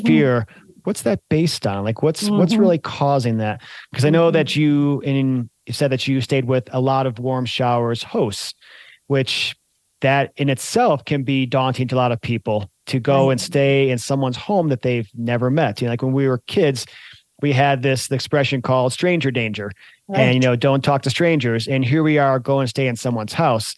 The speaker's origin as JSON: {"language": "English", "region": "Colorado", "country": "United States", "tie": "born or raised there", "also_born_or_lived": "Michigan", "moved": "yes", "said": "I grew up in Colorado and I also spent time in Michigan"}